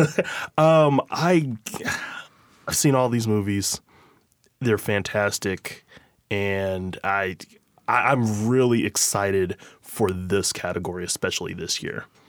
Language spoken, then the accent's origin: English; Midwest, United States; moved away; I'm from the Midwest